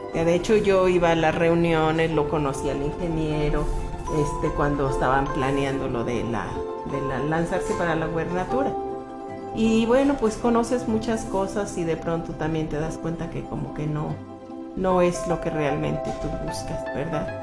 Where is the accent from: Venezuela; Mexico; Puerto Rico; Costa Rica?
Mexico; Pátzcuaro, Michoacán; also born or lived in Erongarícuaro / United States; a los dos meses, me llevaron a Pátzcuaro y crecí yo en Pátzcuaro